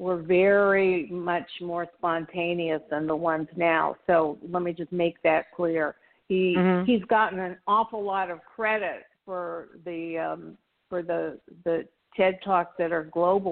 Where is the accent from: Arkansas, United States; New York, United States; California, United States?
California, United States; Beverly Hills; now in Miami, United States; I grew up in Beverly Hills 90210